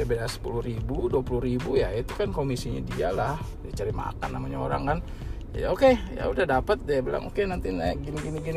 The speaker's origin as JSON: {"language": "Indonesian", "country": "Indonesia", "tie": "born or raised there", "said": "wah selama ini gue waktu dari kecil sampai gede di Indo gitu yang udah biasa denger beginian tiba-tiba hilang gitu nah saat ini gue balik ke Indo kedengeran lagi gitu"}